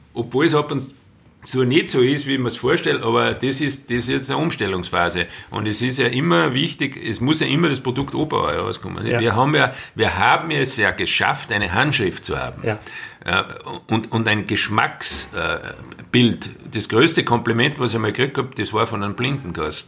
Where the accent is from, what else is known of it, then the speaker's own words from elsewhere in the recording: Salzburg Land, Austria; ich im Salzburger Land aufgewachsen bin